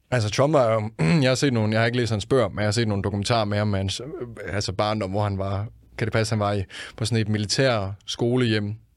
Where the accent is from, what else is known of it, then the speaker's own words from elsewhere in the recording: Denmark; Jeg er fra Jylland af